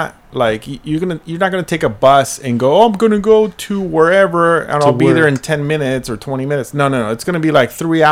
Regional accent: Laguna Hills, California, United States; I grew up in Laguna Hills, California

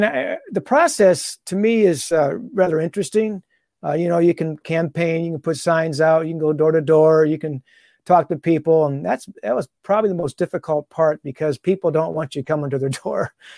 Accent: Toledo, Ohio, United States; But opportunity came up, since I'm from the Toledo area, Perrysburg schools had an opening and a job opening.

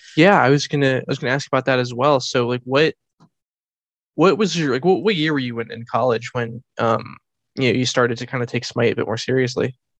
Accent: United States; I am an American person

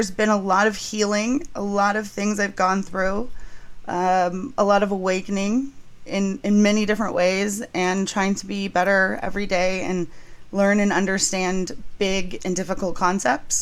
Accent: San Diego, California, United States; I'm from San Diego

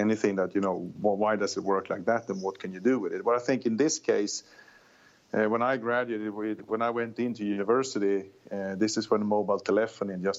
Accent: Södertälje, Stockholm County, Sweden; now in Silicon Valley, United States; I grew up south of Stockholm in a place called Södertälje

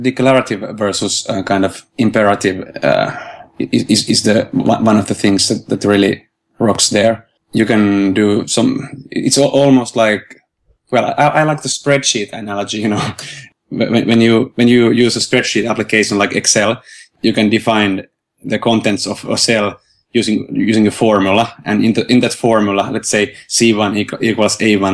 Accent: Helsinki, Uusimaa, Finland; I'm from Finland, Helsinki, and I'm a software developer

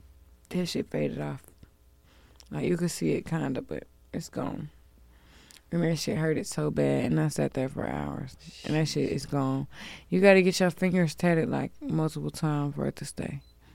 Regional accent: the South, United States; from the South.

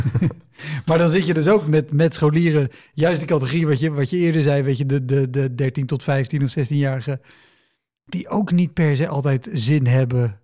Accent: near Utrecht, Netherlands; ik kom uit de buurt van Utrecht

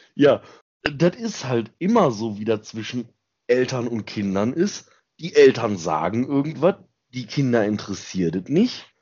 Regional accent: Ruhr area / Lower Rhine, North Rhine-Westphalia, Germany; bei uns im Ruhrgebiet und am Niederrhein

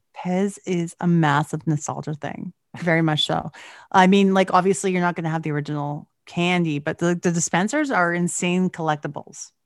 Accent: Canada; I'm Canadian

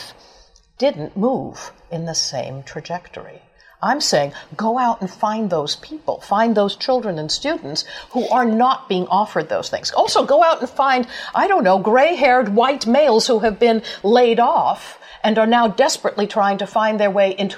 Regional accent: New York, United States; I grew up poor in New York

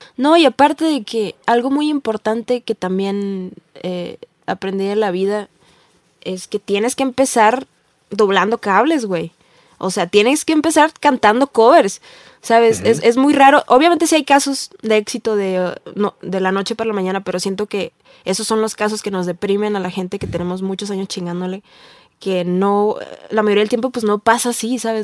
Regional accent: Tijuana, Baja California, Mexico; moved away as an adult; now in Mexico City, Mexico; yo vengo de una ciudad pueblo, ciudad eh, medio gabacha, medio mexicana, que es Tijuana

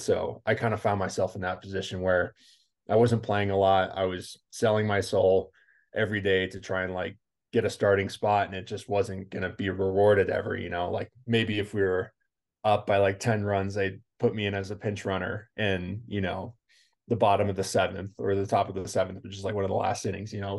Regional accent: California, United States; I grew up in California

